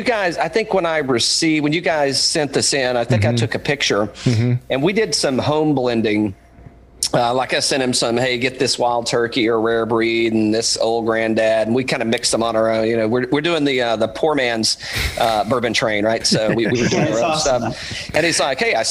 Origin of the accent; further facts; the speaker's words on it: East Tennessee, United States; moved away; I'm from East Tennessee originally. I'm a hillbilly man from way back